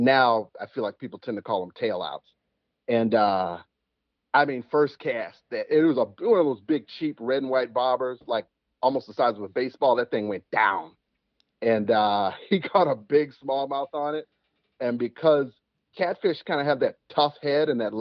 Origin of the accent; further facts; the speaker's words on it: Chicago, Illinois, United States; also born or lived in Alabama; I'm actually from Alabama, but I was raised in Chicago. I've been here since I was two